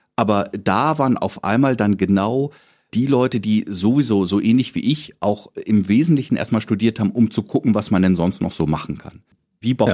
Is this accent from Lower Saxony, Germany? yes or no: yes; Lower Saxony, Germany; accent: Hochdeutsch; now in Berlin, Germany; als Niedersachse, der ja eigentlich ein fast perfektes Hochdeutsch spricht